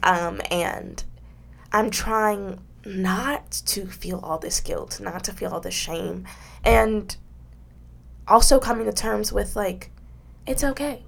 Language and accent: English; United States